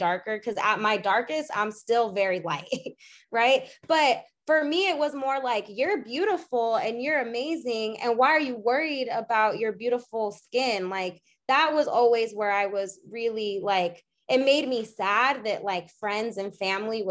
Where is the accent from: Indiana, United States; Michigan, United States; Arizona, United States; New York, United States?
Arizona, United States; we grew up in Arizona, and really my mom's side is the only side here